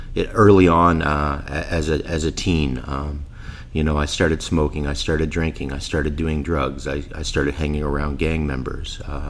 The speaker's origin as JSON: {"language": "English", "town": "Winnipeg", "region": "Manitoba", "country": "Canada", "tie": "born there", "said": "I was born here in Winnipeg."}